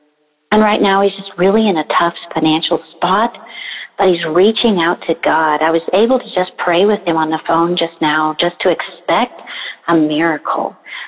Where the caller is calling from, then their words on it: Midwest, United States; I am calling from the Midwest in the United States